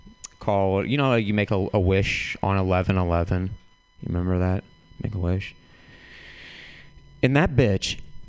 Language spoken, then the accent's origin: English; St. Louis, Missouri, United States; moved away; I'm from St. Louis originally